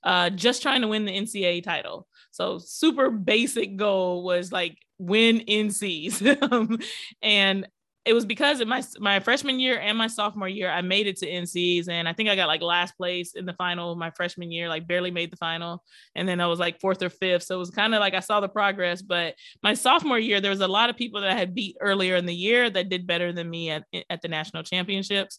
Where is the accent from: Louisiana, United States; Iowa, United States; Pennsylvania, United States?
Pennsylvania, United States; also born or lived in Detroit, Michigan / Miami, Florida; I moved to Pennsylvania back with my dad where I was born. And I was the only Black girl in my graduating class